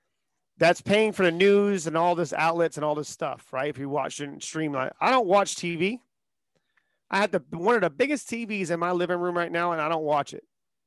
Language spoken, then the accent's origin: English; the South, United States; I grew up in the South.